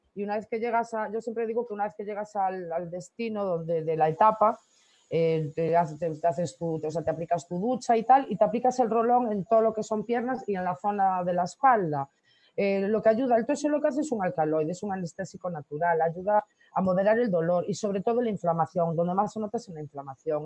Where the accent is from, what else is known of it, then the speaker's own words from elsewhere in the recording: Corcubión, Galicia, Spain; also born or lived in Canary Islands; Yo nací en Corcubión. Ajá. Y sí, soy, soy de Corcubión, Costa la Muerte.